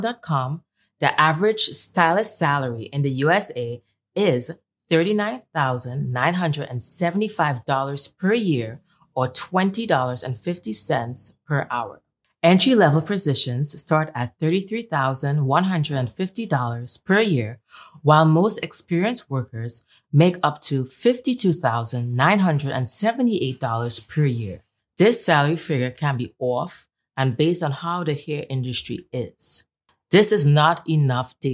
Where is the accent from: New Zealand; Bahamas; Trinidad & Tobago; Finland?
Trinidad & Tobago; she hails all the way from Trinidad and Tobago, just like myself